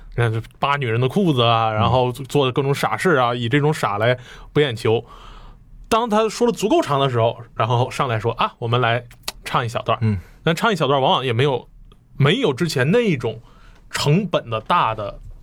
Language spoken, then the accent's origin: Chinese; Northeast China, China; 我们家乡的艺术